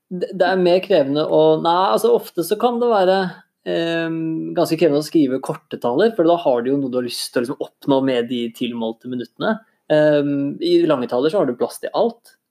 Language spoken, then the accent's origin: Norwegian; Innlandet / Eastern Norway, Norway; Jeg er jo fra, fra Innlandet eller fra Østlandet selv